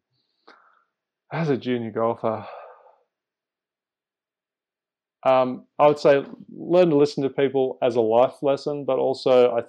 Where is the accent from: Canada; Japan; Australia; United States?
Australia; also born or lived in Singapore; growing up in Asia and seeing the waterways there, and then growing up after that in Australia, going to the beach a lot